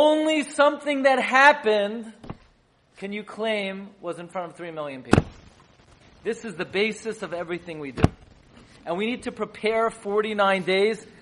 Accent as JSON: {"language": "English", "town": "New York City", "region": "New York", "country": "United States", "tie": "born or raised there", "said": "I grew up in Flatbush, on Avenue M and East 31st"}